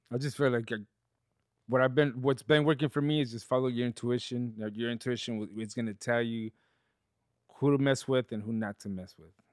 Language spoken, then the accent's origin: English; León, Guanajuato, Mexico; moved away; I grew up in León, Guanajuato